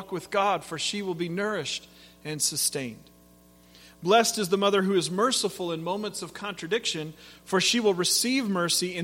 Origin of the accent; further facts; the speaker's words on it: Pacific Northwest, United States; moved away; I grew up in the Pacific Northwest